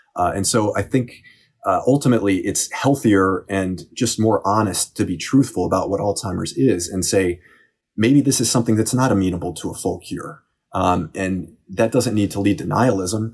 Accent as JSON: {"language": "English", "town": "Cleveland", "region": "Ohio", "country": "United States", "tie": "born or raised there", "said": "my hometown of Cleveland"}